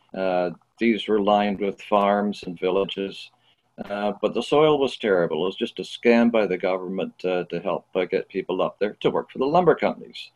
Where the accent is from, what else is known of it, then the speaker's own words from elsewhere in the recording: Toronto, Ontario, Canada; my teenage years, I grew up in Scarborough